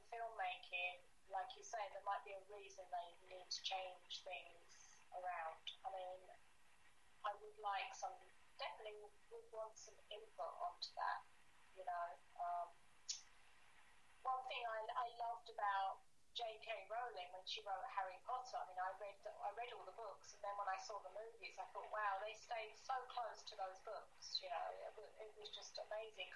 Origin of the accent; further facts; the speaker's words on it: Rochford, East of England, United Kingdom; accent: Essex; also born or lived in Southend-on-Sea; I lived in Rochford.